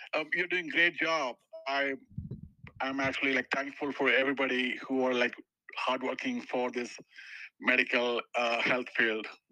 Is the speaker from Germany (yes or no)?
no; India; moved away as an adult; now in Denver, United States; I'm basically from India, so I did my uh, education in India, uh, and uh, and I worked there for a couple of years. Uh, and then I came to 2013 to US.